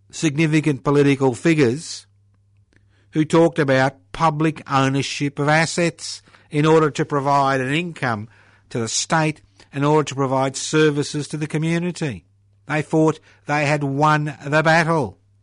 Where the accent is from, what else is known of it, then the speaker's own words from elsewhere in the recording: Australia; being an Australian